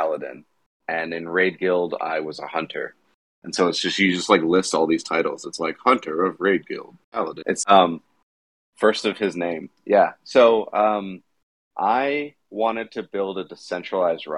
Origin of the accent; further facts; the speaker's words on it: Boca Raton, Florida, United States; moved away; also born or lived in Chicago / Denver; I grew up down in, like, Boca